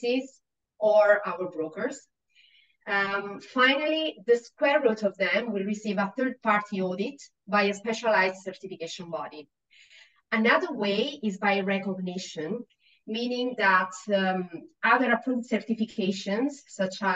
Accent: Italy; English is a second language; moved away as an adult; now in Australia; So, I don't come from this country. I come from Italy

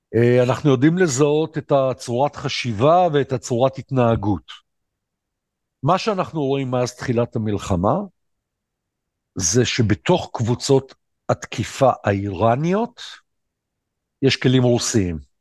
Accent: Ashdod, Southern District, Israel; אני אשדודי

